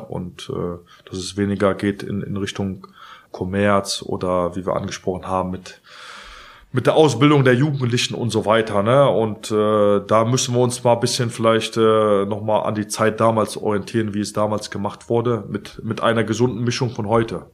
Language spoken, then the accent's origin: German; Cologne, North Rhine-Westphalia, Germany; ich bin halt Kölner und ich bin halt FC